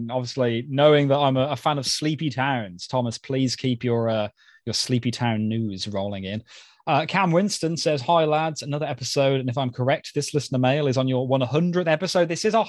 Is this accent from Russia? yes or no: no; New Zealand; accent: New Zealand; Key, your impression of my New Zealand accent is not quite there. Keep trying. I expect all my listener mail to be read in my native tongue from now on.